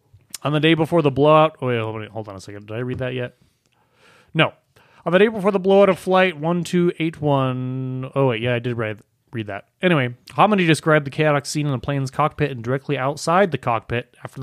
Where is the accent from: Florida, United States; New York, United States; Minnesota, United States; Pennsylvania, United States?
Minnesota, United States; I'm from southern Minnesota. Right. So, you know, but in Nova Scotia, in Minnesota, man, we talk.